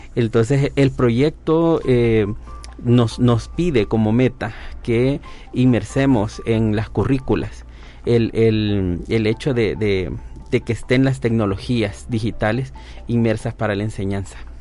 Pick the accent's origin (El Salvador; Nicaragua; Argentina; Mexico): El Salvador; soy enfermero, docente de la Universidad de El Salvador